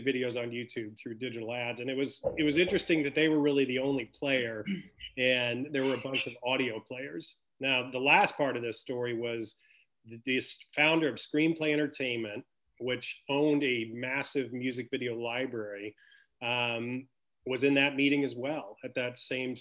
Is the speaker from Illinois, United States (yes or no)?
yes; Southern Illinois, United States; I grew up in Southern Illinois